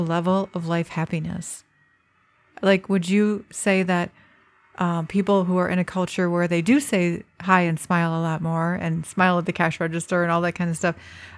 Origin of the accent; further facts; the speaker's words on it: United States; I, as an American